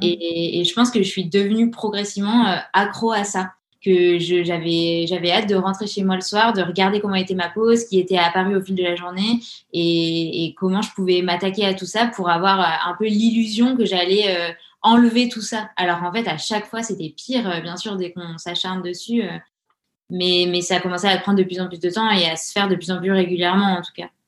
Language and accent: French; Grenoble, Auvergne-Rhône-Alpes, France; now in Orléans, France; on a grandi à Grenoble, entouré des montagnes